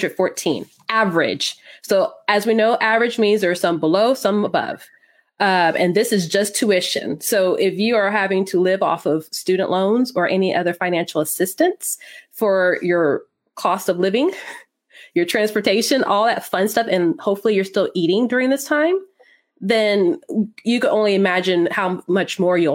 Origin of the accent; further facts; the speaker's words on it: Texas, United States; I live a little north of Dallas. I'm a Texan Air Force brat, though.